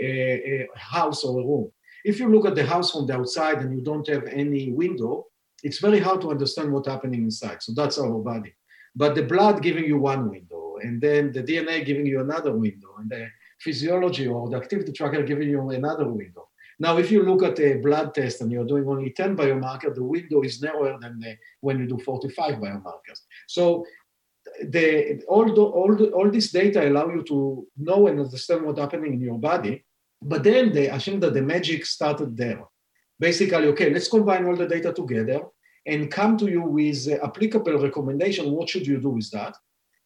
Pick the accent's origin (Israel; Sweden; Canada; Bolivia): Israel; English is a second language; moved away as an adult; now in Boston, United States; You can hear from my accent that I'm not a Native American, born and raised in Israel